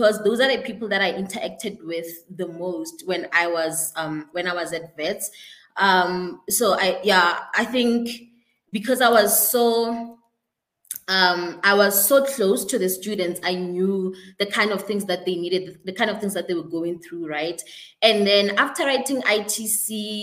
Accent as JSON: {"language": "English", "town": "Polokwane", "region": "Limpopo", "country": "South Africa", "moved": "as an adult", "lives_now": "Johannesburg, South Africa", "said": "I am originally from Limpopo in Polokwane"}